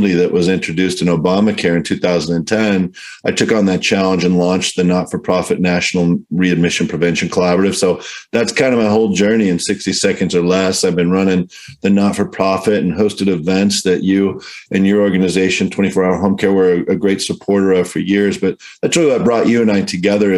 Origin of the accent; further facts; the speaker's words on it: Southern California, United States; I'm from Southern Cal. I'm kind of a Southern Cal guy through and through.